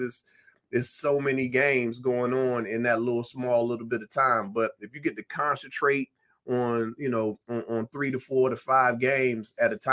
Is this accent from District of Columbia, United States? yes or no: yes; Washington, District of Columbia, United States; moved away as an adult; now in Baltimore, United States; born and raised in Washington, D.C., moved to Baltimore just to do radio